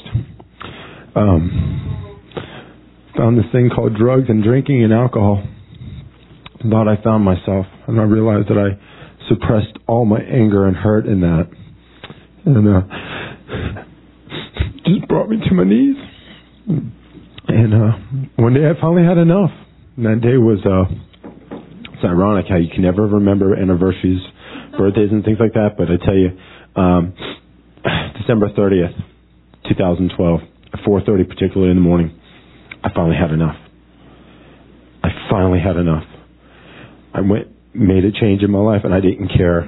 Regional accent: Florida, United States; moved away; also born or lived in New York City; I'm originally from Florida.

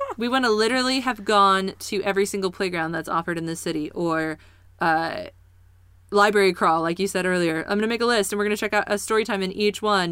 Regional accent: Kansas City, Missouri, United States; now in Springfield, United States; growing up in Kansas City

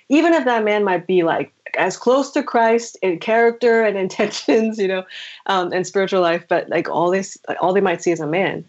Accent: New Jersey, United States

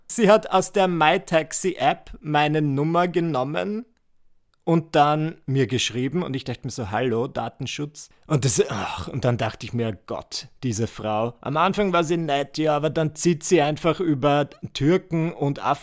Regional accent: Müllendorf, Burgenland, Austria; Ihr müsst wissen, ich bin ja am Land groß geworden in Müllendorf.

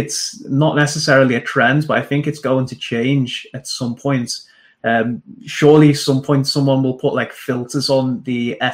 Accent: Liverpool, North West England, United Kingdom; also born or lived in Manchester; my mum took me back to Liverpool. So I grew up in Liverpool

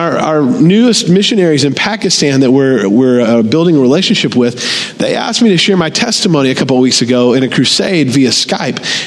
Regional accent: the Bible Belt, United States; I grew up in America. Always been in church in the Bible Belt from the time I was born

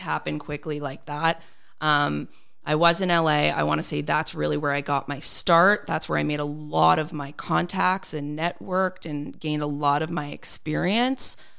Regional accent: Montreal, Quebec, Canada; I was born and raised here in Montreal

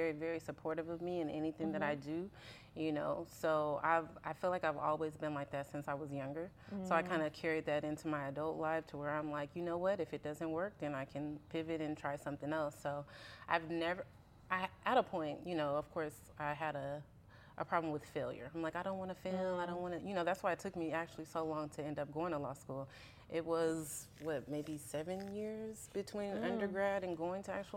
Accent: Richmond, California, United States; growing up in Richmond, you know, they have a lot of refineries and stuff.

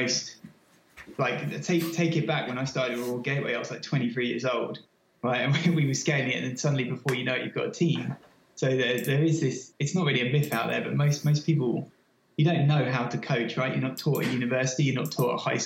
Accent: London, United Kingdom; moved away as an adult; also born or lived in Sydney / New York; now in Boston, United States; I'm obviously from lived and worked in London all my life. I guess I'm honorary American now. I've been there 4 years

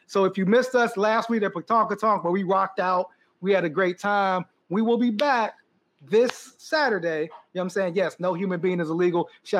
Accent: Pittsburgh, Pennsylvania, United States; And we're not from Pittsburgh. From Philly. We're from Pittsburgh.

